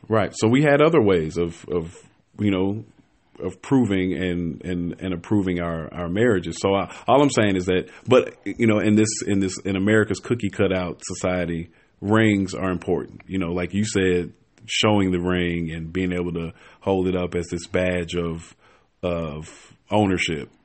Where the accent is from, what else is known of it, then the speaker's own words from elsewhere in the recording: Chicago, Illinois, United States; moved away as an adult; now in Atlanta, United States; I am from Chicago. Forty-two, single dad. Um, I been here in Atlanta now for a couple years